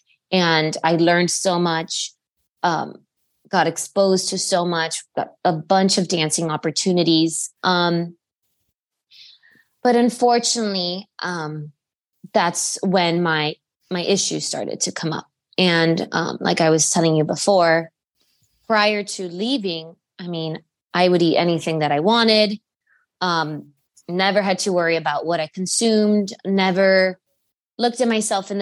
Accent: Miami, Florida, United States; moved away as an adult; also born or lived in Cuba (ancestry); now in Charlottesville, United States; I was born in Miami, Florida, and my whole family is from Cuba. My parents are Cuban

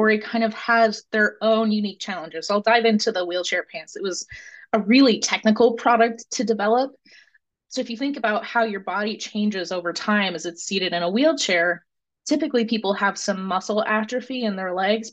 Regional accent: Cedar Rapids, Iowa, United States; moved away as an adult; now in Richmond, United States; I grew up in Cedar Rapids, went to University of Iowa for school

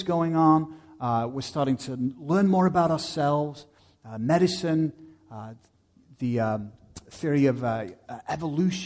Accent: United Kingdom; moved away; I go back to my home country of the UK

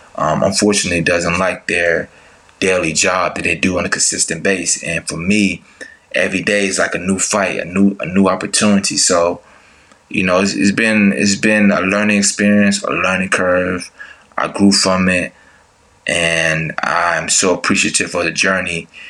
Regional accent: Tuscaloosa, Alabama, United States; moved away as an adult; also born or lived in Atlanta, Georgia; I grew up in Tuscaloosa, Alabama. And once I graduated high school, I came to Atlanta, Georgia

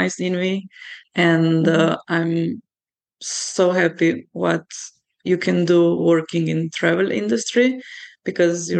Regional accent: Slovenia; I'm from Slovenia, as you can see in the back

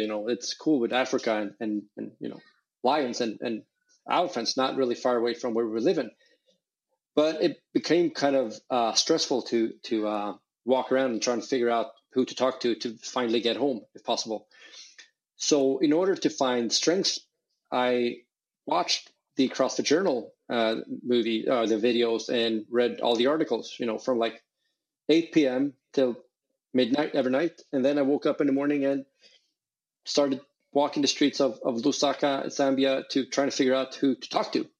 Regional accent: Sweden; I grew up in in Sweden.

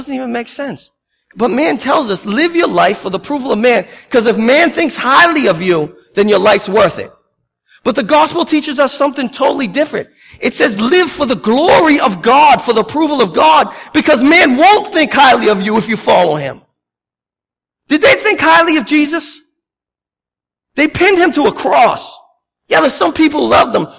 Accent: Boston, Massachusetts, United States; I'm Bostonian.

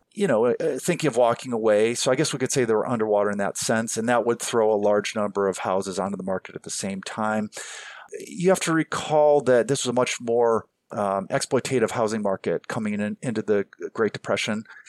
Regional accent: Cleveland, Ohio, United States; my hometown

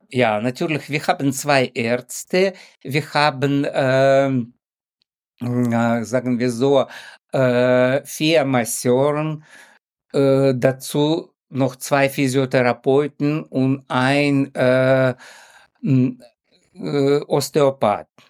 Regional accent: Ukraine; German is a second language; moved away as an adult; now in Hamburg, Germany; ursprünglich stamme ich aus der Ukraine und ich wohne schon fast 30 Jahre in Hamburg

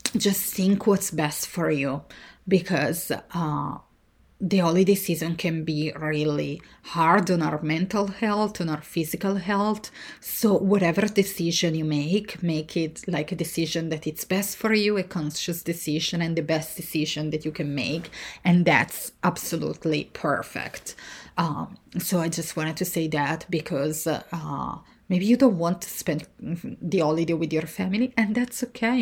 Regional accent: Italy; born or raised there; moved away

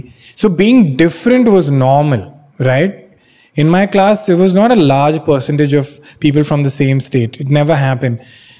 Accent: Bangalore, Karnataka, India; English is a second language; Catholic Mallu from Bangalore. Like I never thought of it like that. Maybe I only thought of myself as, I'm from Bangalore.

